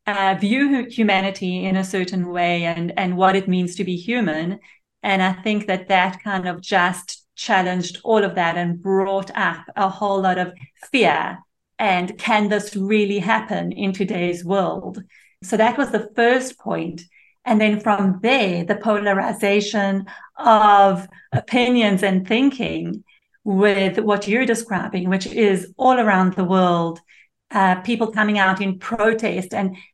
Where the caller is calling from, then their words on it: Israel; So I am in Israel.